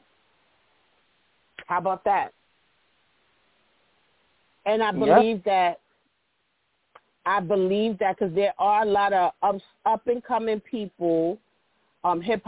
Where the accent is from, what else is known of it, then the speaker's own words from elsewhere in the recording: New York City, New York, United States; I'm from the Bronx